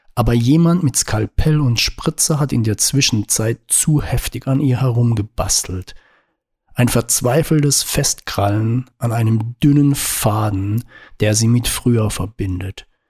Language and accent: German; Baden-Württemberg, Germany; Baden? Herrschaften, da komme ich her